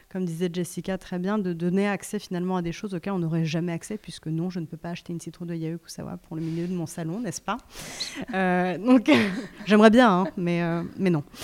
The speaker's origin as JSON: {"language": "French", "country": "Japan", "lives_now": "France", "said": "Euh, moi, je viens aussi du Japon, et au Japon, on s'en fout."}